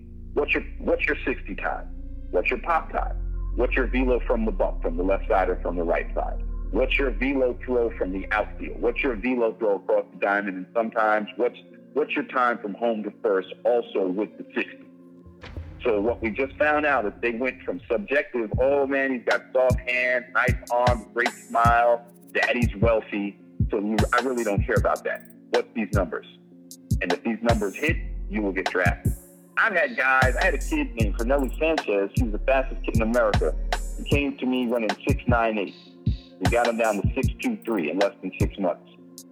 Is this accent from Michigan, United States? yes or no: no; New York City, New York, United States; We're from New York, Rob. We come from a place where someone's trying to sell you that Brooklyn Bridge every single day.